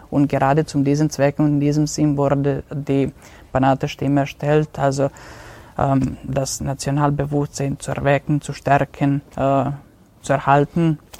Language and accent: German; Vojvodina, Serbia; moved away as an adult; now in Innsbruck, Austria; die Vojvodina ist, äh, ist und wird für immer meine Heimat bleiben